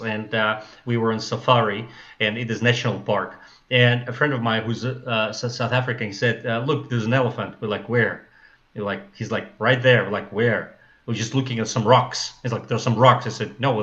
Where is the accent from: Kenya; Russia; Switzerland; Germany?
Russia; English is a second language; moved away as an adult; also born or lived in Taiwan / China / United States; now in Moscow, Russia; I'm from Russia